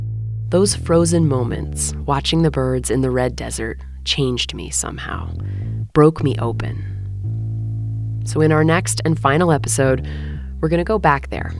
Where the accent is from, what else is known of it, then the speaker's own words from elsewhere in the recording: Washington, United States; my home state of Washington